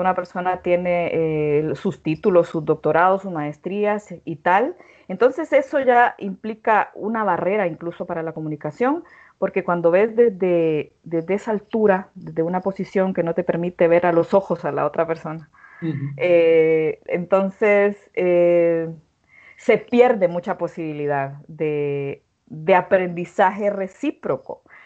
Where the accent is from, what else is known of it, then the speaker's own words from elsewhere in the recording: Honduras; en una cultura como la, como la mía, como la hondureña